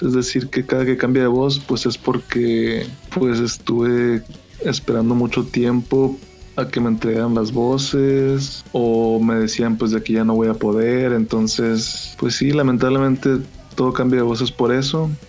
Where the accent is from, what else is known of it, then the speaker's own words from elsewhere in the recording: Hermosillo, Sonora, Mexico; accent: Sonoran; a pesar de que soy sonorense trataba de no hablar como sonorense